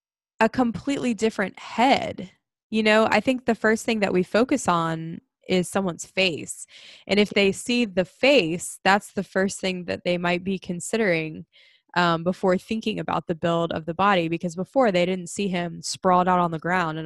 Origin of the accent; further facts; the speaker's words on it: Ireland; the two of us both being Irish.